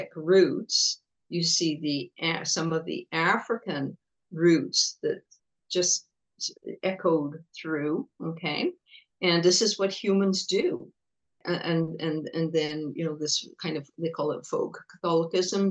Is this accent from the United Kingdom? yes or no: yes; England, United Kingdom; now in Montreal, Canada; I was born in England, so I'm British